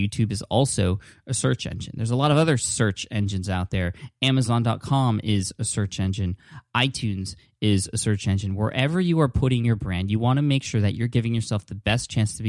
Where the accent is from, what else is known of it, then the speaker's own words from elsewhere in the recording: San Diego, California, United States; That's where I'm from. I'm from San Diego.